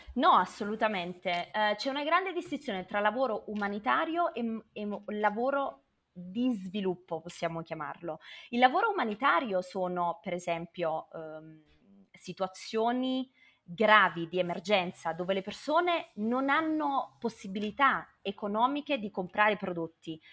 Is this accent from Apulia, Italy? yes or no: no; Naples, Campania, Italy; moved away as an adult; now in Kenya; sono nata a Napoli da papà eh, libanese e mamma salernitana. Poi sono andata via a 18 anni